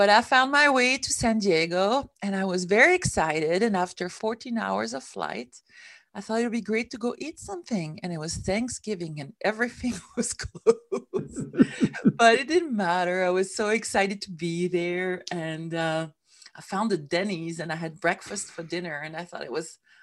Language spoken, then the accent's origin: English; Switzerland; moved away as an adult; now in United States; I came from Switzerland, which is where I come from